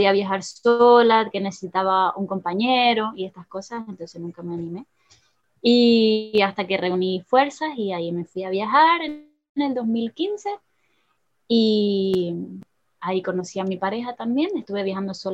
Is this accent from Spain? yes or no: yes; Gran Canaria, Canary Islands, Spain; first language Spanish; moved away as an adult; also born or lived in Tenerife; now in Trinidad and Tobago; yo soy canaria y mm, crecí en Canarias hasta los, bueno, en Gran Canaria hasta los 17 años, luego fui a estudiar a Tenerife